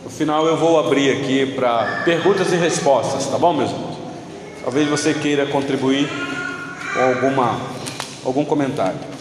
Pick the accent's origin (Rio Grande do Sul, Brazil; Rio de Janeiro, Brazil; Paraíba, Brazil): Rio de Janeiro, Brazil; Eu sou natural do Rio de Janeiro